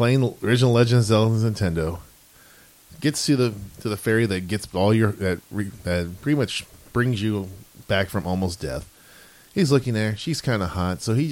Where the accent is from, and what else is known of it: Texas, United States